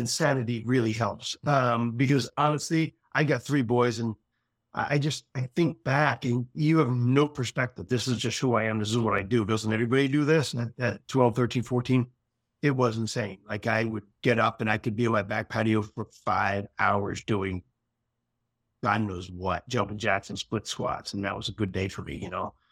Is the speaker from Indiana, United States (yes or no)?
no; Philadelphia, Pennsylvania, United States; I grew up in Philadelphia